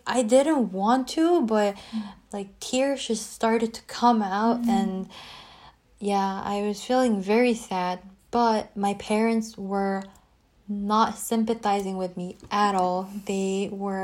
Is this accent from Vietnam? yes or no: no; Seoul, South Korea; moved away as an adult; also born or lived in Abu Dhabi; my hometown, Seoul